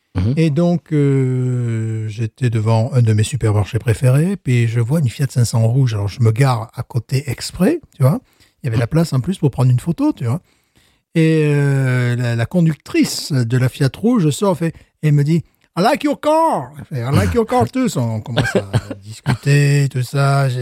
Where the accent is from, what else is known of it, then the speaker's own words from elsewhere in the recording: France; now in United States; je suis French teacher, je suis français, je suis européen